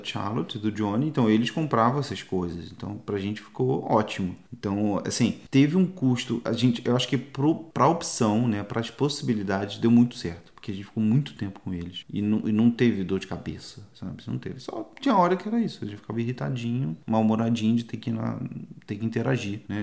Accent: Brazil; also born or lived in Italy; now in Canada; eu sou brasileiro

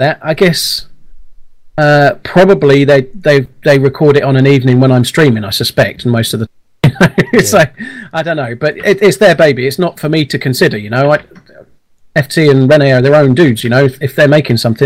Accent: Lancashire, North West England, United Kingdom; moved away; I used to live in a town called Ripon near Burnley, so I was born in Lancashire

